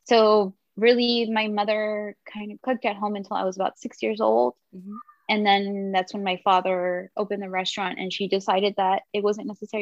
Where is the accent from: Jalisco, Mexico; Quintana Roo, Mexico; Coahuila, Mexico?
Coahuila, Mexico; Ciudad Acuña; also born or lived in San Antonio, Texas; now in Del Rio, United States; And from Acuña, I was born and raised there, and my family's there. Everybody's there.